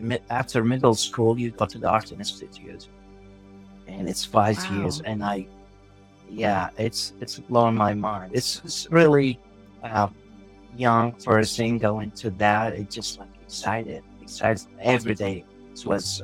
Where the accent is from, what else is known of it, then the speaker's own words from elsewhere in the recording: Baghdad, Baghdad Governorate, Iraq; English is a second language; moved away as an adult; now in San Diego, United States; I born and raised in Baghdad, and I moved to San Diego in 2007